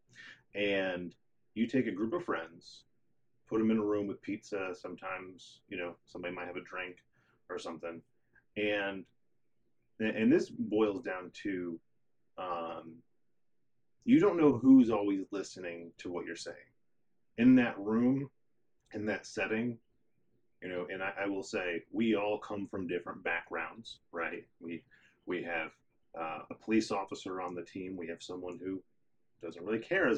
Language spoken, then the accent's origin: English; Connecticut, United States; moved away; also born or lived in North Carolina / Boone, North Carolina; I'm from Connecticut. I'm an Italian, and I grew up, you know, with my dad as a truck driver.